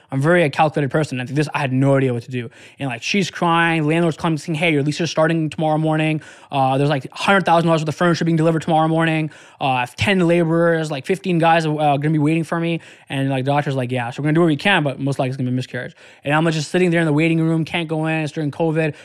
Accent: Detroit, Michigan, United States; I was from Detroit

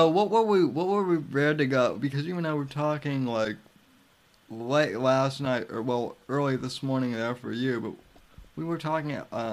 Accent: United States; I know I'm an American

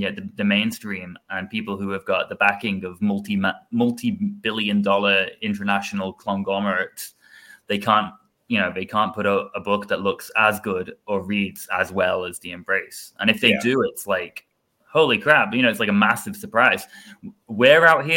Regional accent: England, United Kingdom; moved away; I'm not American. I'm not yet, at least. I'm English.

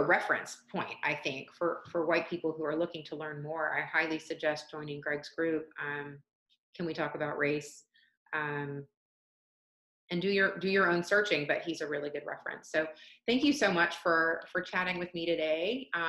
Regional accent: Atlanta, Georgia, United States; And I spent my whole life in the South. I grew up in Atlanta since I was 2 months old, but I was raised by Canadians, so I don't have a strong accent.

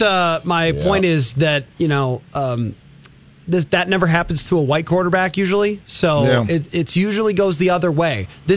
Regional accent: near Syracuse, New York, United States; I grew up near Syracuse

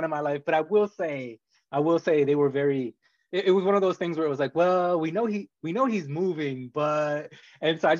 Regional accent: Rhode Island, United States; moved away as an adult; I'm originally from Rhode Island and I've been gone for 15 years

